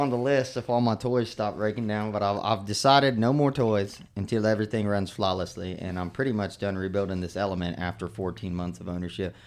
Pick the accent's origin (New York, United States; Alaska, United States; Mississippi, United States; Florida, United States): Florida, United States; Mosquito Lagoon; growing up on Mesquite Lagoon